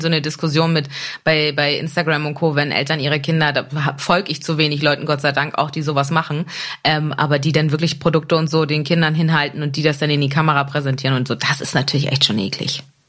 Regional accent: Germany; aus der Nähe von Hamburg

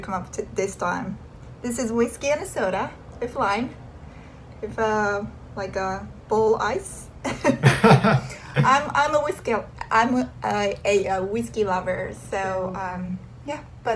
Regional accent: Tokyo, Japan; moved away as an adult; I'm originally from Japan, Tokyo.

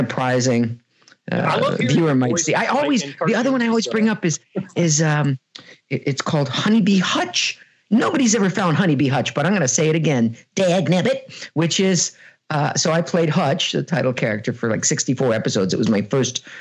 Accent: a small town in the Midwest, United States; moved away as an adult; also born or lived in New York / Los Angeles; I was coming from a small town in the Midwest

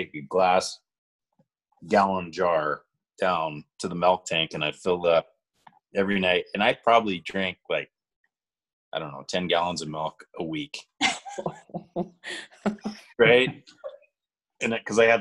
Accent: the Valley, Montana, United States; there were probably 6 or 7 dairies when I was growing up in the Valley, and we had a dairy farm from the time I was 9 until I was 18.

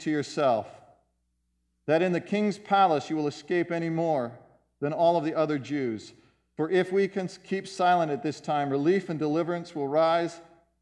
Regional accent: United States; we are American citizens, many of us here

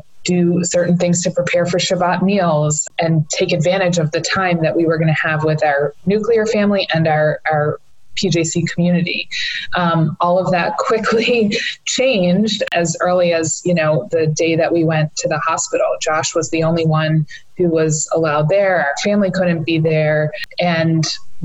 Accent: Pikesville, Maryland, United States; grown up here in the Pikesville area my whole life

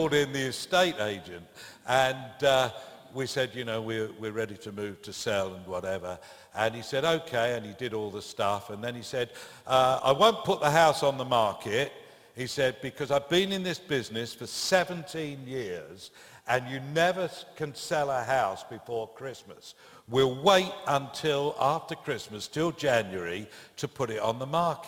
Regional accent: Brentwood, East of England, United Kingdom; So they wouldn't have known Brentwood. So we said, well, London, because it's kind of 17 miles from London

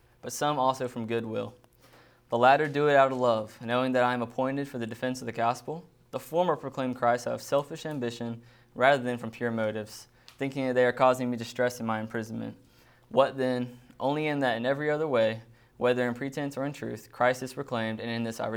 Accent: Fayetteville, Georgia, United States; I grew up in Fayetteville, Georgia. It's about an hour south of Atlanta, so lived there pretty much my whole life

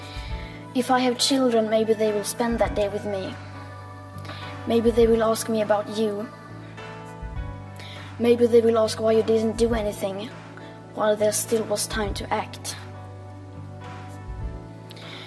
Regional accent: Sweden; I am 15 years old and I'm from Sweden

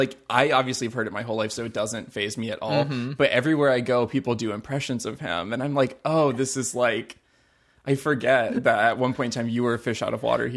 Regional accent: Southport, North Carolina, United States; I literally can just point to my hometown on any map ever.

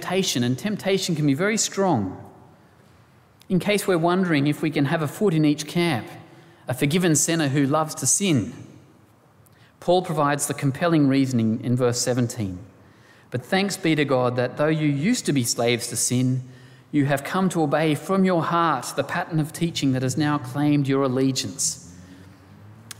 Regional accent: Australia

